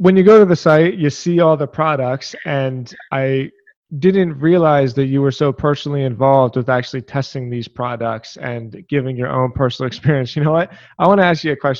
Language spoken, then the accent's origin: English; Philadelphia, Pennsylvania, United States; I grew up in Philadelphia